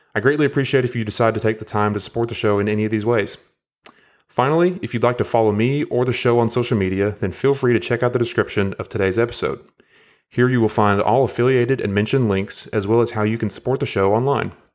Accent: Athens, Tennessee, United States; I'm from about an hour up the road. I don't know if you're familiar with Athens

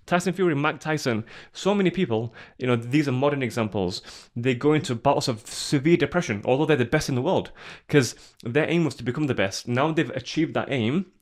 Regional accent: Sheffield, Yorkshire and the Humber, United Kingdom; I'm from Sheffield

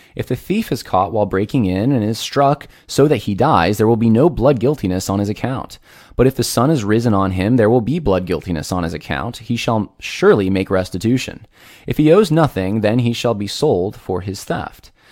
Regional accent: United States; I am an American who pays taxes

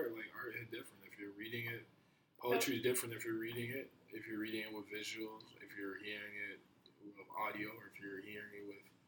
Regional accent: Minneapolis, Minnesota, United States; also born or lived in New Jersey; growing up in South Minneapolis

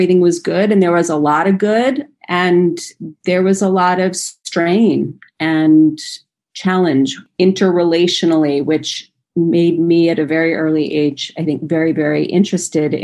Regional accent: Rye, New York, United States; born or raised there; now in Los Angeles, United States

